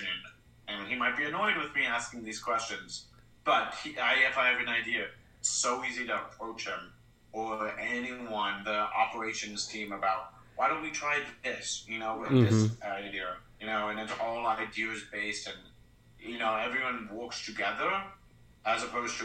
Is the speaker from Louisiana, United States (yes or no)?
no; Princeton, New Jersey, United States; also born or lived in Switzerland / London; I'm from Princeton, New Jersey